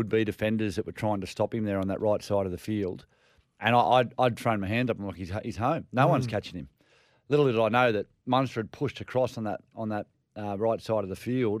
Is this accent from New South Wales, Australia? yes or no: no; Queensland, Australia; I'm a Queenslander through and through